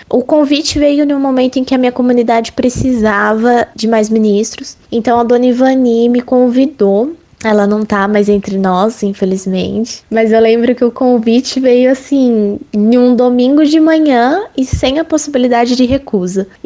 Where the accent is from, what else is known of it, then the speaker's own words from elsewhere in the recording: Agudos, São Paulo, Brazil; Eu tenho 23 anos e eu sou da cidade de Agudos, que fica no interior de São Paulo.